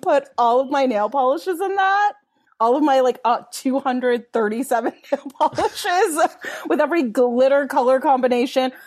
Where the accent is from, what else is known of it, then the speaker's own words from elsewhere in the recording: Los Angeles, California, United States; I grew up in Mount Washington in Los Angeles in, like, the eighties, nineties